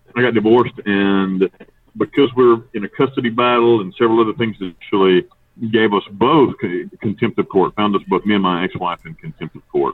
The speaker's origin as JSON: {"language": "English", "region": "North Carolina", "country": "United States", "tie": "born or raised there", "moved": "as an adult", "lives_now": "Panama", "said": "I grew up in the United States. I grew up in North Carolina in the mountains"}